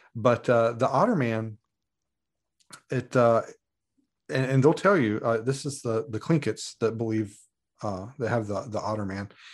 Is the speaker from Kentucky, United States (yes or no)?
yes; Muhlenberg County, Kentucky, United States; moved away as an adult; now in Alaska, United States; I was born and raised in Muhlenberg County, and, uh, spent my formative years there